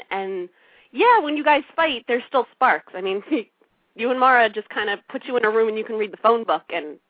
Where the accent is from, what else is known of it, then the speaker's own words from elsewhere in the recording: outside Philadelphia, Pennsylvania, United States; I'm right outside of Philadelphia, actually.